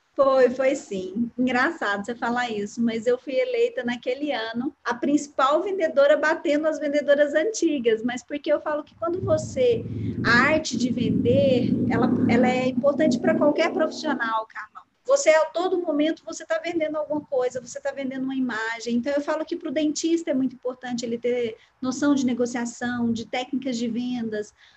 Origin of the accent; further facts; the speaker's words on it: Uberlândia, Minas Gerais, Brazil; Eu nasci em Uberlândia, né? Sou de uma família que nasceu também aqui